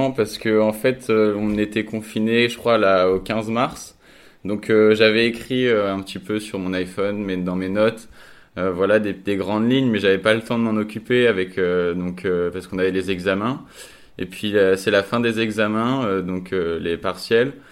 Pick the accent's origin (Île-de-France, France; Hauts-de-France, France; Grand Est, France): Grand Est, France; Reims; now in Lille, France; je suis originaire de Reims et je suis arrivé à Lille il y a 3 ans euh, pour mes études.